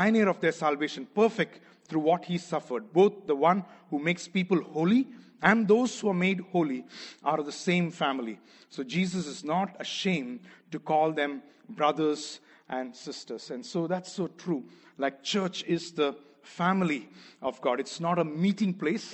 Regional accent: Kerala, India; first language Malayalam; English is a second language; moved away; I'm from Kerala, from South India

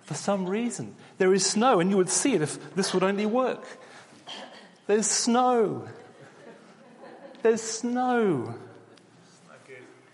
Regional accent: Australia; moved away as an adult; now in Oxford, United Kingdom; when you're living as an Australian in the UK, and we've been here 2.5 years now

